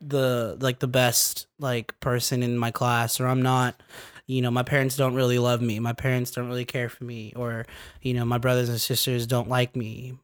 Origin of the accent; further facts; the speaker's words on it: California, United States; I'm from California